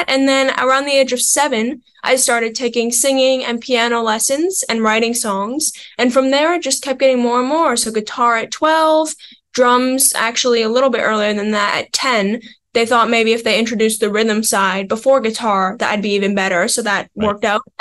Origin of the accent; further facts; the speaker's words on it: Pembroke, Ontario, Canada; I'm from a small town called Pembroke, which is about an hour and a half north of Ottawa.